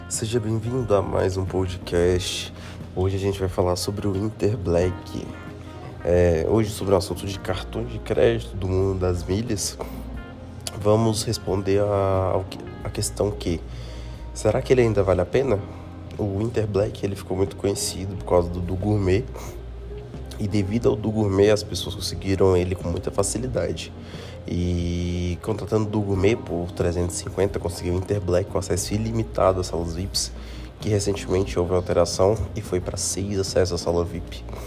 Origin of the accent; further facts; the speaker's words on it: Brasília, Federal District, Brazil; Eu aqui sou de Brasília